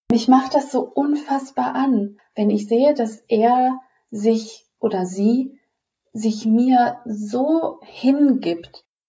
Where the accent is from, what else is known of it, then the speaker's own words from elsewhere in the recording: Düsseldorf, North Rhine-Westphalia, Germany; komme aus Düsseldorf